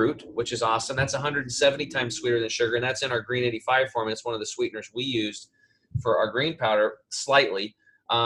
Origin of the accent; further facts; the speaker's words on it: Eastern Oregon, United States; I grew up over in Eastern Oregon by Idaho where they grow a shit ton of potatoes.